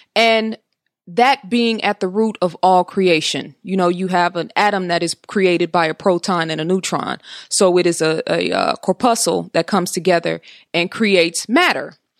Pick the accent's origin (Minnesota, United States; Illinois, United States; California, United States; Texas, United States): California, United States; Oakland